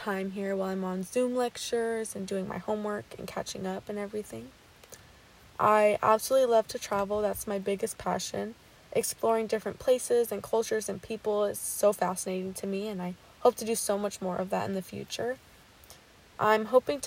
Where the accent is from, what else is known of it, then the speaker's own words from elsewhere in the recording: Elk Grove, California, United States; I'm from Elk Grove, California. I graduated from Franklin High School here